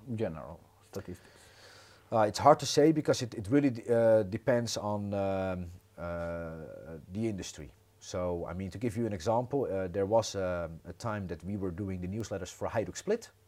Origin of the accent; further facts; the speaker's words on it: Netherlands; moved away as an adult; now in Croatia; originally born and raised in the Netherlands, and I moved to Croatia 15 years ago.